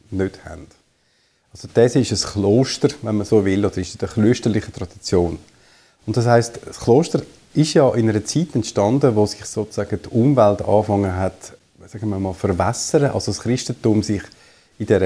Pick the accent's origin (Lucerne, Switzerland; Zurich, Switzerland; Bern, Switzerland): Zurich, Switzerland; Ich bin aufgewachsen im Zürich Unterland, dort auch in die Schule gegangen und habe dann studiert in Basel, in Los Angeles und Zürich.